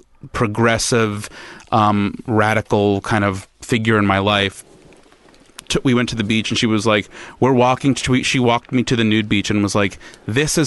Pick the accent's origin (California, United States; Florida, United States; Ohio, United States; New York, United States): New York, United States; Long Island; I grew up on Long Island, where we're surrounded by water